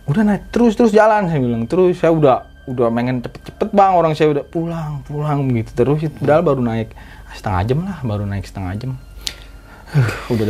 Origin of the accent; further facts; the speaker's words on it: Jakarta, Indonesia; Yang penting kita orang Jakarta, Bang.